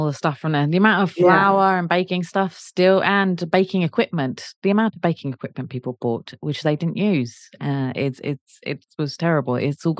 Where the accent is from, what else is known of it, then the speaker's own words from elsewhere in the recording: South East England, United Kingdom; Well, I will disagree because I'm from Kent, and I'm even more southern than London